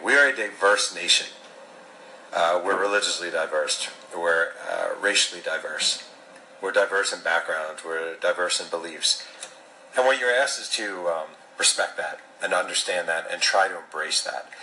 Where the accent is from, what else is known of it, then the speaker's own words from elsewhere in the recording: New York, United States; I'm an American because my parents had sex here, my mom's womb was here when I came out of it